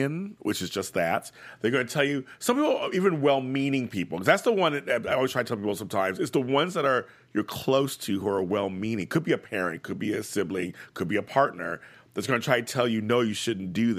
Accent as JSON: {"language": "English", "town": "Los Angeles", "region": "California", "country": "United States", "tie": "born or raised there", "also_born_or_lived": "Brooklyn, New York", "said": "I grew up in South Central here"}